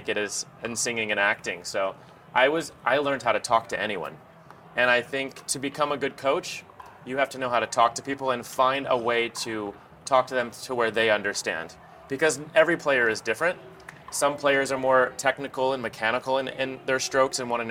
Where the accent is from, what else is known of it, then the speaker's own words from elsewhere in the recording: Kansas City, United States; moved away as an adult; also born or lived in Springfield, Missouri / Los Angeles; moving back home to my hometown of Kansas City